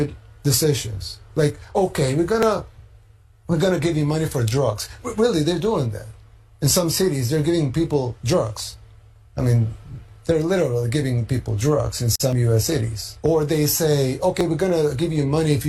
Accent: El Salvador

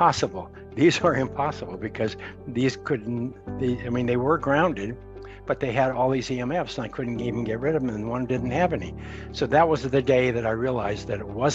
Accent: Montana, United States; I grew up in Montana, U.S.

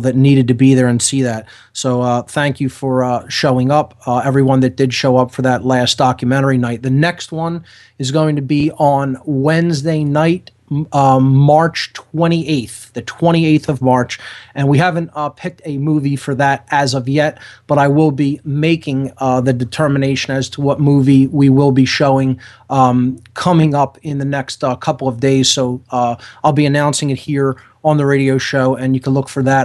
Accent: Philadelphia, Pennsylvania, United States; right here in my hometown, right in the Philadelphia area

